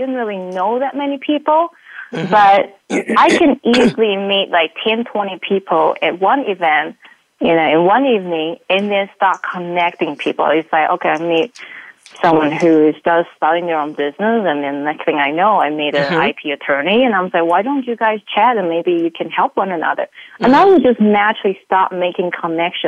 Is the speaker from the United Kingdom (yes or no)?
no; New Zealand; now in Utah, United States; being a New Zealander, you know, coming to Utah